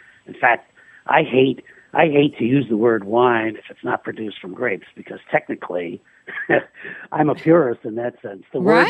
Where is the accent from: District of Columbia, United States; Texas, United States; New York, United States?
New York, United States; New York City; I grew up in New York City, and I had a store in New York City.